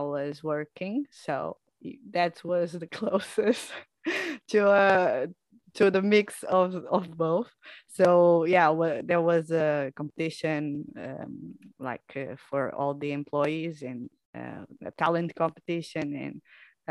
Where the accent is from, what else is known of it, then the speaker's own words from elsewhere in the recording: Portugal; English is a second language; I'm from Portugal.